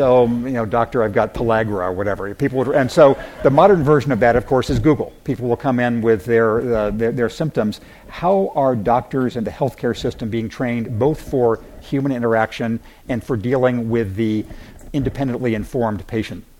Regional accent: Redlands, California, United States; moved away; I grew up in the Redlands

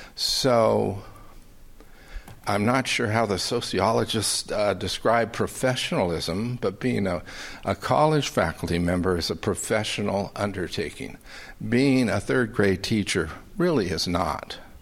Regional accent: California, United States; They can probably tell from my accent that I'm not a Southerner, I'm a Californian

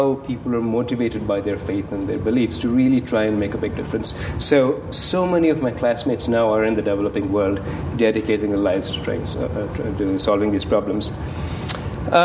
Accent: Kolkata, West Bengal, India; moved away as an adult; now in United States; I grew up in Calcutta

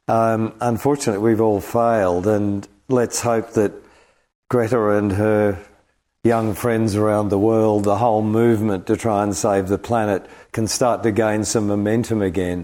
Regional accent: Australia; because, you know, we're from Australia and the early 70s was an extraordinary time in the west coast of America.

